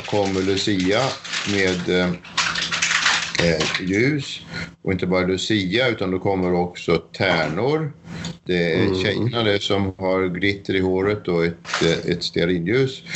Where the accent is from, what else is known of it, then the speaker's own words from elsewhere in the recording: Sweden; moved away as an adult; now in Fredrikstad, Norway; Og jeg flyttet fra Sverige til, til Norge av eh, at jeg traff Osne. Så da fikk jeg mulighet til å flytte til Fredrikstad, eller Rolvsøy.